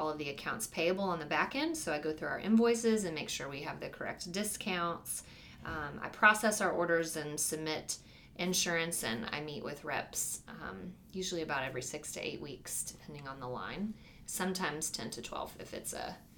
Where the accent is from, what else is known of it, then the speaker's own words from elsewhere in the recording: Fort Worth, Texas, United States; I grew up in Fort Worth, Texas